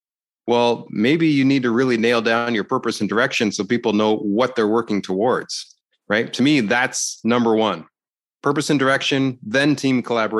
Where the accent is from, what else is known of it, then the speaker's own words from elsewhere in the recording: Canada; I'm Canadian, eh?